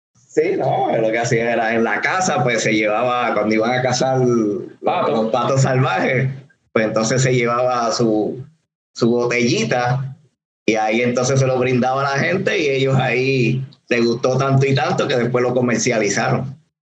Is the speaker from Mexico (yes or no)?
no; Puerto Rico; de aquí, de Puerto Rico también